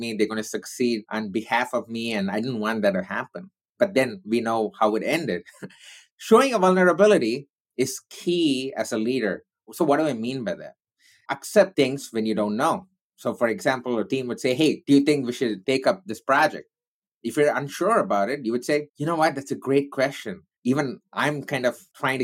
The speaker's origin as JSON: {"language": "English", "country": "India", "said": "I'm Indian"}